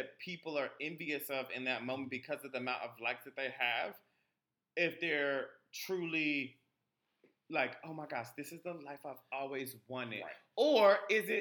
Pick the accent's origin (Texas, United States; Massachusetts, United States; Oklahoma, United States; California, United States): Texas, United States; Houston; because I'm from Houston, motherfucking Texas.